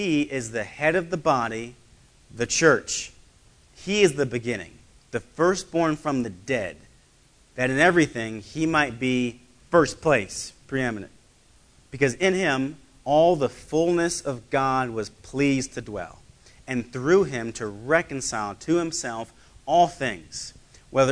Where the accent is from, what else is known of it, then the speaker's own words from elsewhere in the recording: United States; I am an American citizen